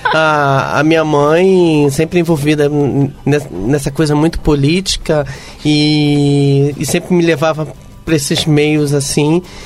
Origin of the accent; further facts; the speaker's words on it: Rio de Janeiro, Brazil; accent: carioca; eu sou carioca